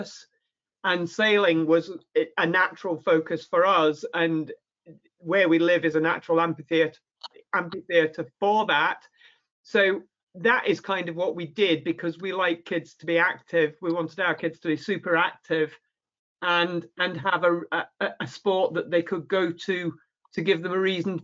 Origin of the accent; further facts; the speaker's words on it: Irvine, Scotland, United Kingdom; I grew up in Irvine, so there's not a lot of scope for sailing in Irvine